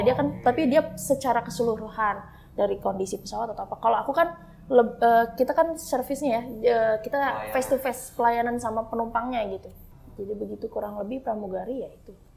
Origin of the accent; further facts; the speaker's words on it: Bogor, West Java, Indonesia; Tinggal di Bogor, lahir di Bogor, dibesarin di Bogor